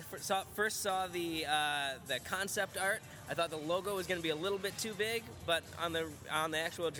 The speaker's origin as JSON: {"language": "English", "town": "Minneapolis", "region": "Minnesota", "country": "United States", "said": "I'm right here in Minneapolis."}